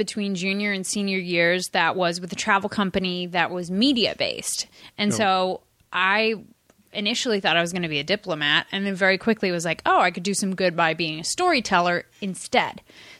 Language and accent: English; Dayton, Ohio, United States; I'm from Ohio.